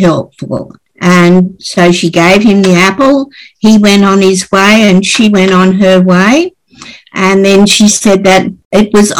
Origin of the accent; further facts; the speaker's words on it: North Queensland, Australia; now in Sydney, Australia; I was born and raised up in North Queensland. Came to Sydney with the family